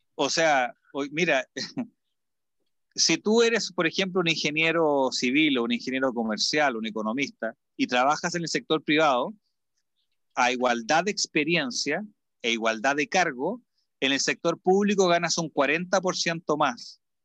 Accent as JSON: {"language": "Spanish", "country": "Chile"}